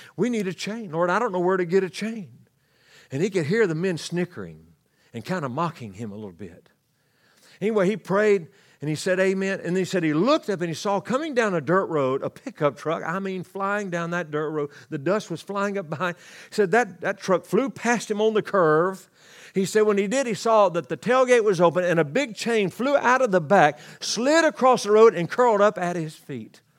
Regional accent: Louisiana, United States; I grew up in Louisiana.

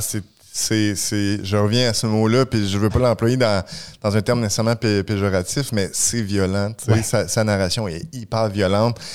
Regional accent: Saint-Jérôme, Quebec, Canada; Saint-Jérôme, mon patelin

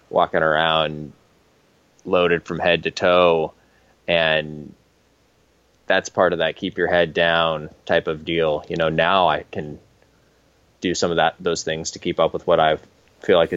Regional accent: Washington, United States; I just want to, you know, fit fit in with the folks around here. And I came from Eastern country version Washington.

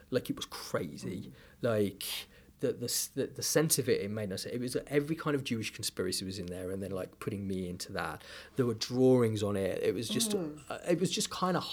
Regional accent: United Kingdom; I am a British diaspora Jew

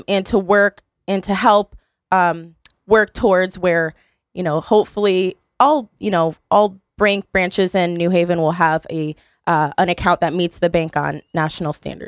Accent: Beacon Falls, Connecticut, United States; I'm from Beacon Falls.

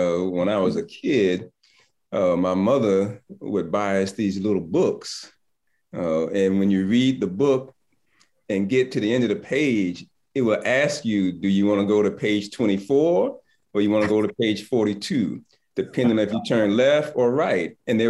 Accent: Southern United States, United States; I'm from the South and I went to school in Atlanta.

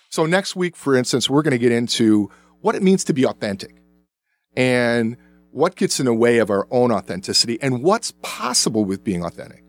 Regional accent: the South, United States; I was born in the South, and I remember whites only bathrooms

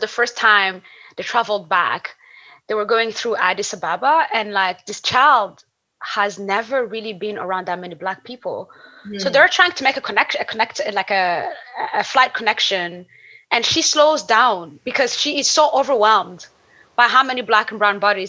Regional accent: Burundi; also born or lived in Niger; I grew up in Burundi and Niger and traveled like across so many different countries.

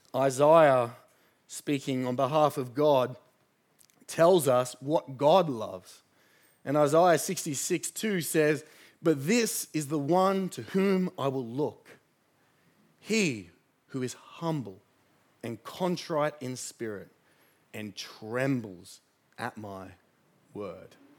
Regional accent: Sydney, New South Wales, Australia; I grew up in the Shire.

